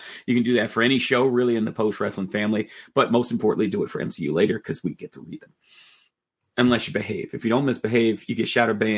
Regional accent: New York, United States; as a New Yorker

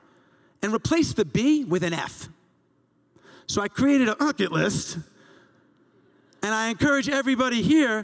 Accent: Long Island, New York, United States; growing up in Long Island

